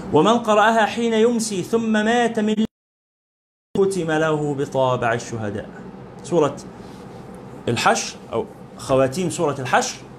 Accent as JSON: {"language": "Arabic", "country": "Egypt", "said": "بلادنا مصر"}